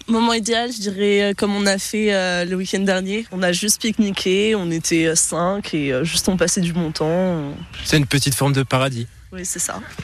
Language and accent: French; Nice, Provence-Alpes-Côte d'Azur, France; now in Besançon, France; je viens du sud, donc euh, je viens de Nice